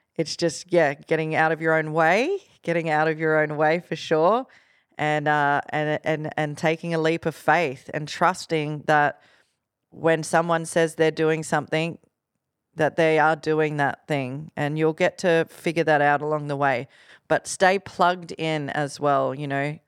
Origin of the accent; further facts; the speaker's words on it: Gold Coast, Queensland, Australia; from the Gold Coast